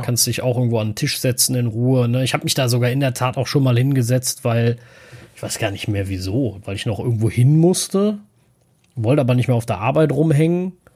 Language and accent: German; Cologne, North Rhine-Westphalia, Germany; als Kölner